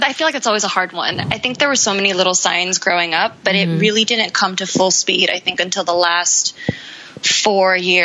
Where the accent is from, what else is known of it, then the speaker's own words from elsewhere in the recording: Arcadia, California, United States; also born or lived in Boston / United Kingdom; I grew up just outside